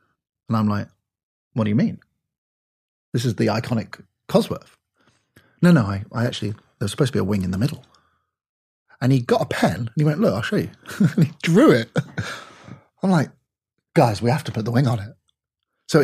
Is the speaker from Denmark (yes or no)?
no; United Kingdom; now in United States; I'm British.